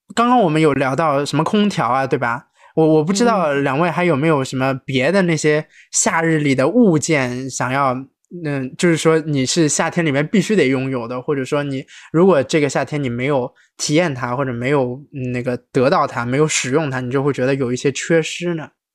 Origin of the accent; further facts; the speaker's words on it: Shanghai, China; moved away; 这个土生土长上海人